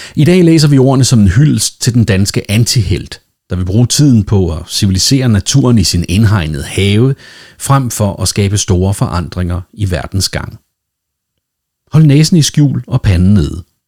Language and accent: Danish; Denmark; Nu er jeg jo dansker, og derfor vældig dansk